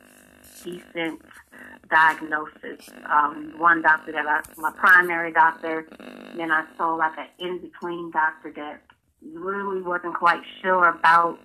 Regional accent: Atlantic City, New Jersey, United States; moved away as an adult; now in North Carolina, United States; I'm originally from Atlantic City, New Jersey, but I've been living in North Carolina since 2004

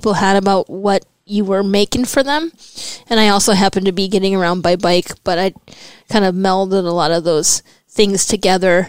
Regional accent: northeastern Wisconsin, United States; moved away as an adult; also born or lived in Milwaukee, Wisconsin; I was born here, but my parents hightailed it to northeastern Wisconsin when my dad lost his job here in Milwaukee in the 80s

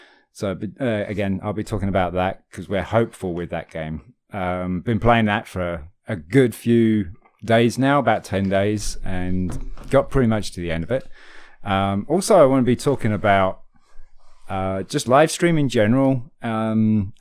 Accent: United Kingdom; I'm British

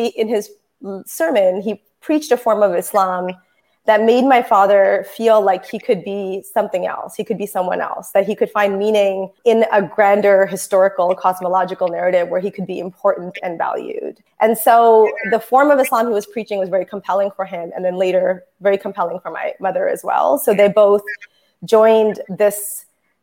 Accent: Toronto, Ontario, Canada; I was born in Toronto, raised by Muslim parents

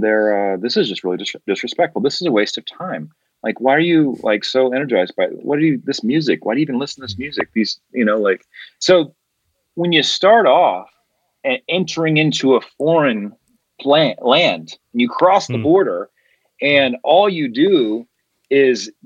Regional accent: Colorado, United States; I'm from Colorado

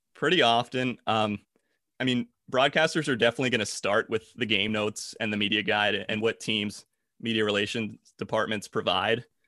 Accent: New Jersey, United States; moved away; I'm from South Jersey originally.

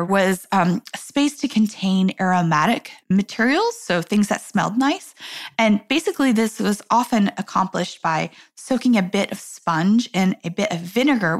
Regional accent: New York, United States; I'm a New Yorker.

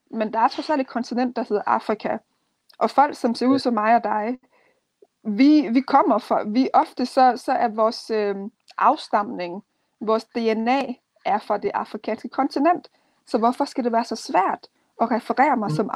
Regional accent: Denmark; jeg er opvokset her i Danmark, øh, og jeg er dansk, men min rødder er stadigvæk afrikansk. Så jeg er dansk-afrikansk, jeg er afrikansk-dansk.

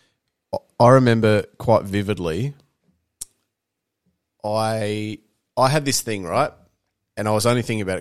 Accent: Beachport, South Australia, Australia; when I grew up in Beachport

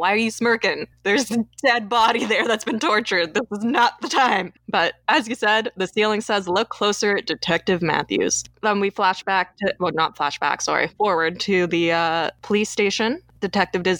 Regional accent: Toronto, Ontario, Canada; my hometown of Toronto

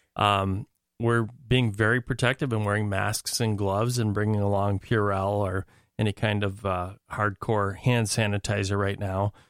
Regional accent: Minnesota, United States; a Minnesotan

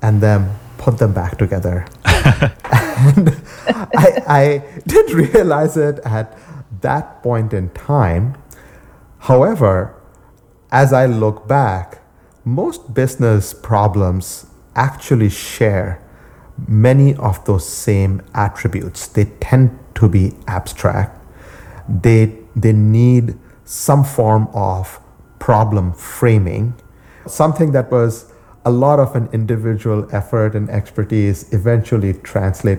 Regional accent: India; moved away as an adult; now in United States; I was born in India and I came to the US about a little bit over 20 years back to basically do my graduate degree in computer science

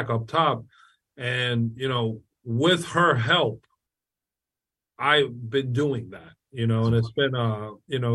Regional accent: New Hyde Park, New York, United States; I grew up in New Hyde Park

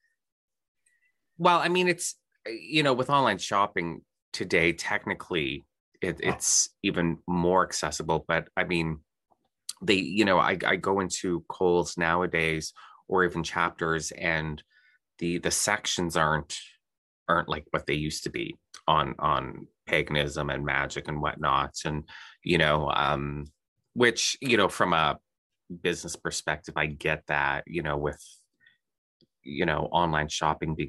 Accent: Thunder Bay, Ontario, Canada; Thunder Bay, the city that my hometown

